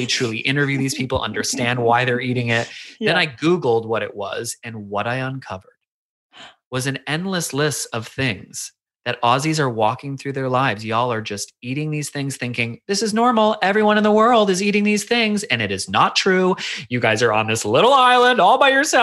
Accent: United States; moved away as an adult; now in Australia; I am the weird American at the playground

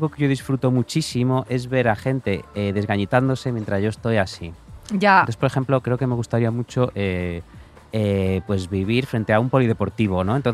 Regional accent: Spain; como muchos españoles, españoles.

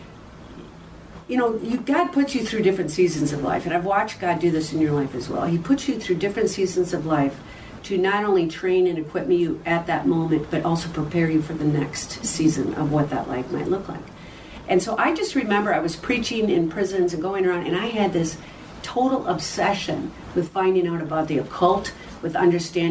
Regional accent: Chanhassen, Minnesota, United States; from Chanhassen, Minnesota

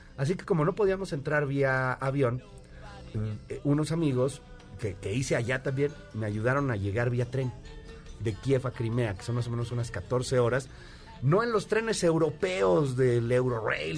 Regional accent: Querétaro, Mexico; now in Mexico City, Mexico; vivía en Querétaro, aunque nací en México, viví en Querétaro mucho tiempo

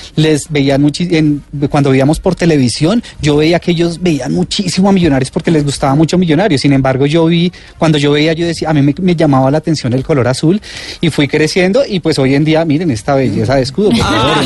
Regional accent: Colombia; como colombianos

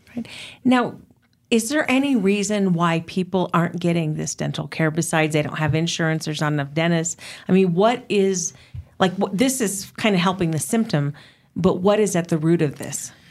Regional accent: United States; being an American

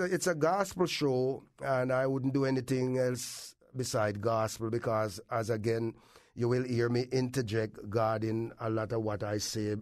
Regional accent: Kingston, Jamaica; moved away as an adult; also born or lived in Clarendon, Jamaica; now in Windsor, Connecticut, United States; I was grown up in Kingston, from the country, grown up in Kingston

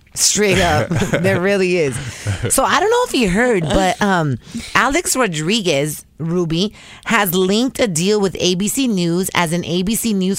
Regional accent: El Salvador; I'm not Mexican. I'm Salvadorian. I'm Central American.

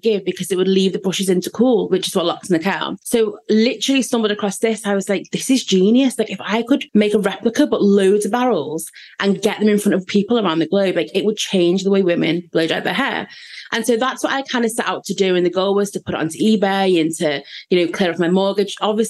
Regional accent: the Wirral, North West England, United Kingdom; I'm from the Wirral, if you don't know that, basically Liverpool is my city.

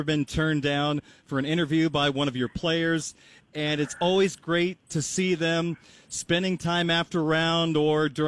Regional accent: Central Illinois, United States; growing up in Central Illinois

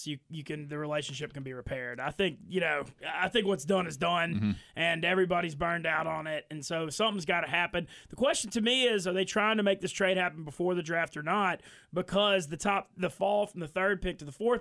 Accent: Monroe, Louisiana, United States; now in Shreveport, United States; I grew up in Monroe

